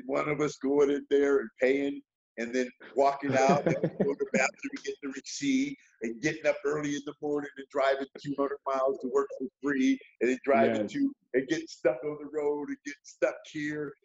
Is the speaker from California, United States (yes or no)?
yes; Bay Area, California, United States; I'm from the Bay Area